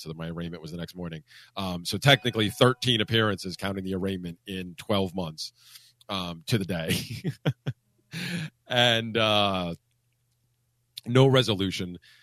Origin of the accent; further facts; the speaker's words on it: Pennsylvania, United States; that's the ski mountain I grew up on in Pennsylvania